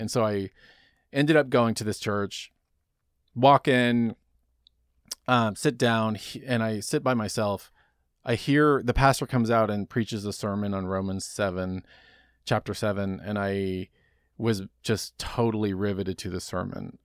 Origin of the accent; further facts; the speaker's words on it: Dallas, Texas, United States; I grew up in Dallas, Texas